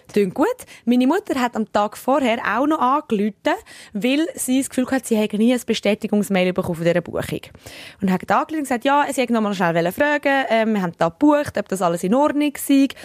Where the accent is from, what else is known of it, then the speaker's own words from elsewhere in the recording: Switzerland; accent: Swiss German; also born or lived in Sicily; wie ich Schweizerdeutsch, Englisch rede